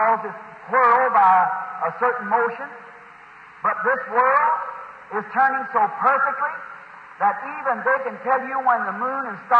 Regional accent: Indiana, United States

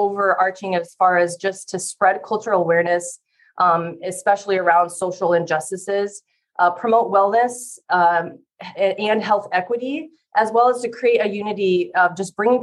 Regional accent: Fort Dodge, Iowa, United States; now in Des Moines, United States; I am originally from Fort Dodge, Iowa. So I'm an Iowa native

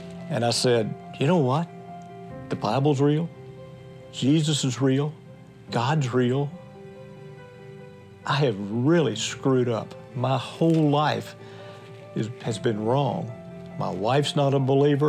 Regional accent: United States; I was born in the United States

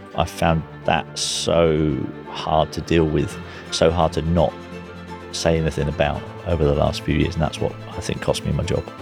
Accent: Guernsey; as a young kid growing up in Guernsey

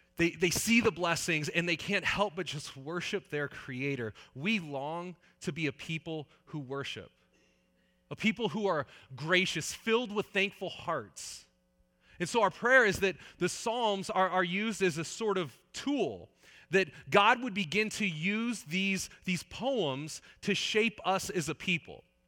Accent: Northern California, United States; also born or lived in Saskatchewan; I grew up in Northern California.

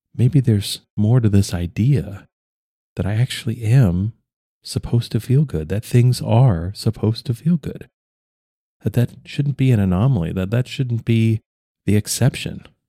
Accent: United States

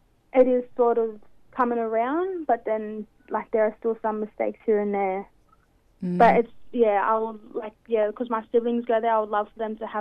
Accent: Sydney, New South Wales, Australia; I'm 18 and I grew up in Waterloo

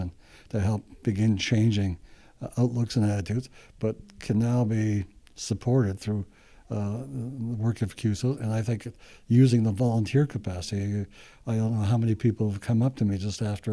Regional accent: Winnipeg, Manitoba, Canada; I grew up in the North End

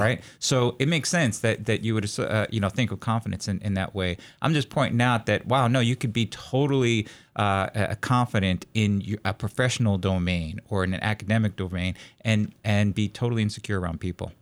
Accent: New York City, New York, United States; now in Corvallis, United States; I grew up around uh, the New York City area

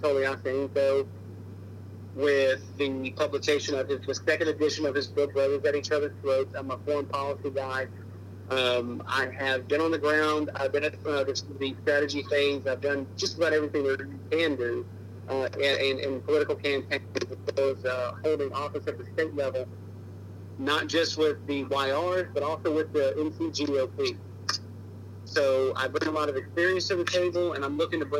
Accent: Charlotte, North Carolina, United States; I was raised in Charlotte, North Carolina

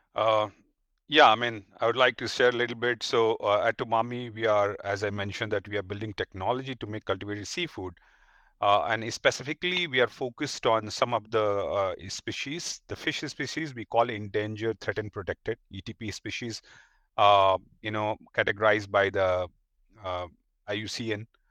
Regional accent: India; as an Indian

